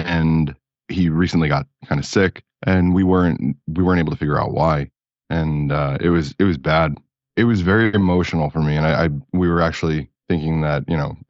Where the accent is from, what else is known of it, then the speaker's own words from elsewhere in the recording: New Jersey, United States; also born or lived in California; now in Florida, United States; I grew up in Jersey near the water